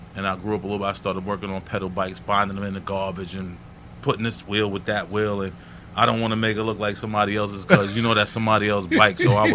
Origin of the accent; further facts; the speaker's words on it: New York City, New York, United States; I'm from St. Albans, New York, Jamaica, yes. Queens, St. Albans section.